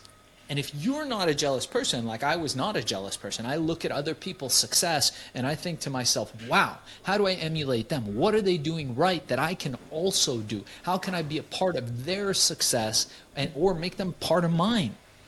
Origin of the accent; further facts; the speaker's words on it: Iran; moved away; Things were very different where I came from. We came from Iran. It was more built around the family structure.